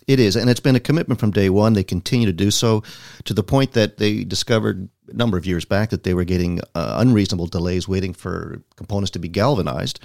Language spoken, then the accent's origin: English; Toronto, Ontario, Canada; growing up in Toronto